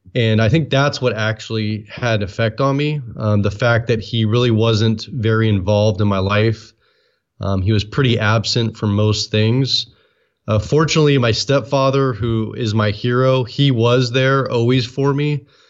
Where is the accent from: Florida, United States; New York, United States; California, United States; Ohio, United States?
California, United States; Oakland; also born or lived in San Francisco Bay Area; I was born and raised in Oakland